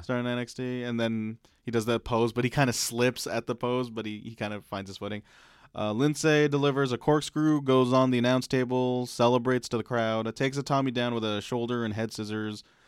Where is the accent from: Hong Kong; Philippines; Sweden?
Philippines; as a Filipino male